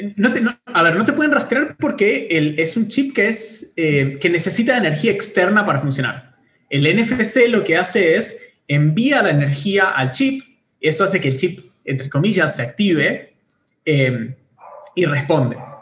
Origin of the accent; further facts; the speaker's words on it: Bariloche, Río Negro, Argentina; moved away as an adult; now in Buenos Aires, Argentina; soy nacido en Bariloche, en el sur de Argentina. Eh, me vine a estudiar eh, ingeniería informática a Buenos Aires hace ya como, no sé, en el 2006